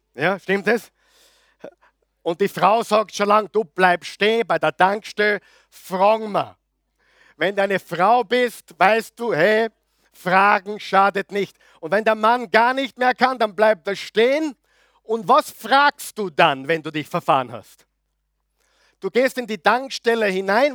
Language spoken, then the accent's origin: German; Linz, Upper Austria, Austria; moved away as an adult; now in Vienna, Austria; Guter Oberösterreicher, gebürtiger Linzer, Müllviertler, Anti-Wien